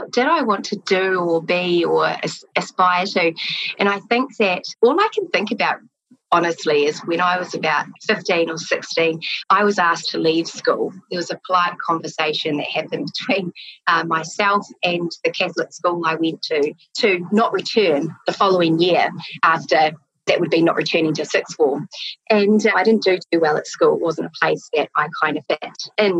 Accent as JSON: {"language": "English", "town": "Christchurch", "region": "Canterbury", "country": "New Zealand", "tie": "born or raised there", "also_born_or_lived": "Toronto, Canada", "said": "I grew up in Christchurch in South Island"}